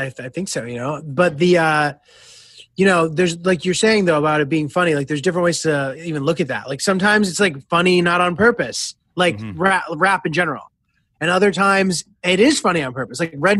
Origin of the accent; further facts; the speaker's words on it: Connecticut, United States; I grew up in Connecticut mostly. But like not in any like special part of it. It was kind of like in a part that is far enough from the city that people don't go there, really.